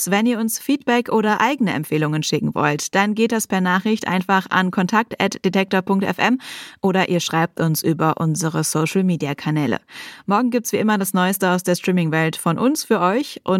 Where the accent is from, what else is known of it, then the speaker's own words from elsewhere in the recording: Pellworm, Schleswig-Holstein, Germany; Ich bin auf Pellworm geboren und aufgewachsen, würde später auch gerne wieder hinziehen.